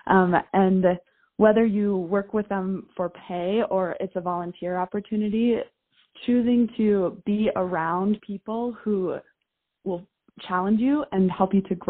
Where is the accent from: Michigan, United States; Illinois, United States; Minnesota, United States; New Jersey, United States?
Minnesota, United States; I grew up in Minnesota, went to the University of Minnesota